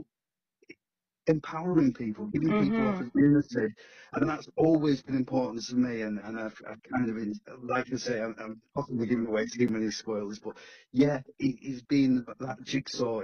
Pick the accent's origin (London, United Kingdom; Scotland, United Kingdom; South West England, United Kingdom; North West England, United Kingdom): North West England, United Kingdom; Stockport; also born or lived in Greater Manchester; My parents came from Wythenshawe, but I was pretty much born and raised in Stockport